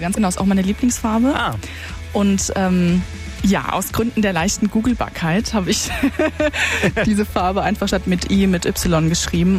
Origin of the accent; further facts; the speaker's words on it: Karlsruhe, Baden-Württemberg, Germany; now in Mannheim, Germany; ich komme ursprünglich aus Karlsruhe